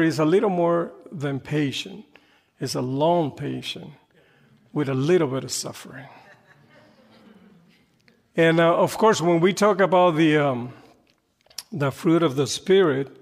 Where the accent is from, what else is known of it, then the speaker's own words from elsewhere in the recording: Panama; English is a second language; moved away as an adult; now in United States; I'm from Panama. Panama is a little country in Central America, and they speak Spanish. I've been in the States about close to 30 years now